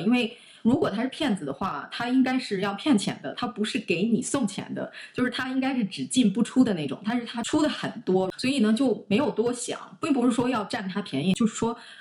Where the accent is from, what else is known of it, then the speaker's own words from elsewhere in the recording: Shanxi, China; 因为我们老家是山西嘛